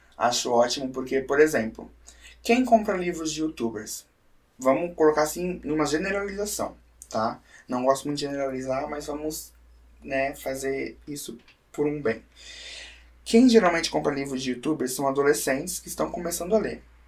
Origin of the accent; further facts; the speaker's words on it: Brusque, Santa Catarina, Brazil; Eu faço questão de puxar meu X pra falar que eu sou de Brusque, né? Às vezes a cidade não me dá muito orgulho, mas, mas o sotaque sim